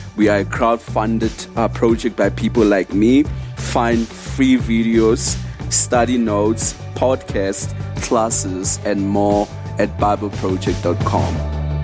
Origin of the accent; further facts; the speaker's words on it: Orange Farm, Gauteng, South Africa; I'm from Orange Farm in South Africa.